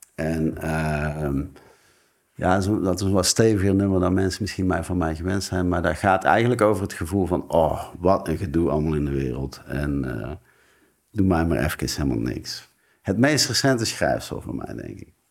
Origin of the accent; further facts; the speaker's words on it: North Brabant, Netherlands; moved away; de Brabantse camper waar ik vandaan kom, van hier